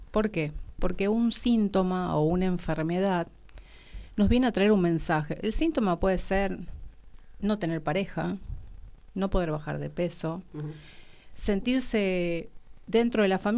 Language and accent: Spanish; Salta, Argentina; now in Buenos Aires, Argentina; Yo soy de Salta y vivo hace como más de 25 años acá en Buenos Aires.